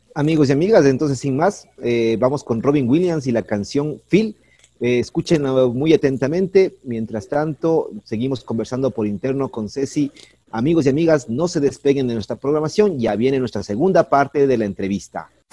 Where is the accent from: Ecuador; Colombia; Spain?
Ecuador